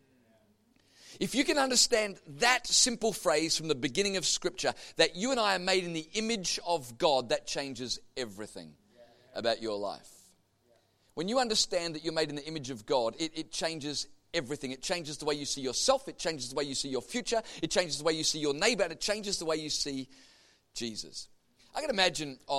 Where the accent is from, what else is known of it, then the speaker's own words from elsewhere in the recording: Melbourne, Victoria, Australia; I grew up in Melbourne going to Carey Baptist Grammar School in Kew